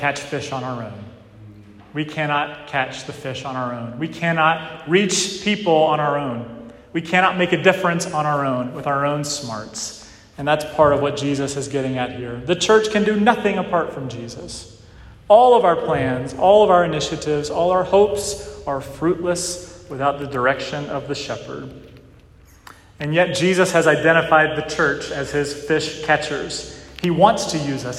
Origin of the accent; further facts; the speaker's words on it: Western North Carolina, United States; moved away; Where I grew up in Western North Carolina, it's known as one of the best fly fishing parts of the country